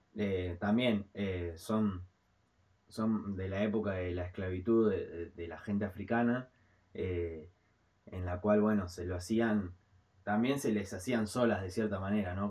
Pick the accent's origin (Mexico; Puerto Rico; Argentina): Argentina; somos argentinos